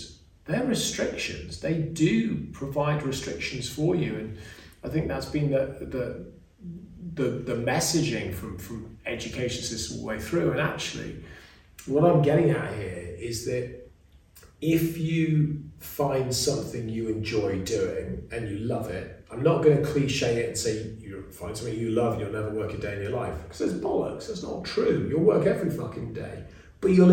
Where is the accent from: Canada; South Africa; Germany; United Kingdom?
United Kingdom; England; we have as English people